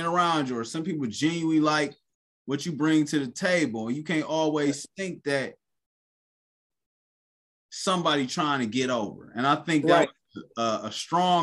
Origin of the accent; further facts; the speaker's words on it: Cleveland, Ohio, United States; growing up, I'm from Cleveland.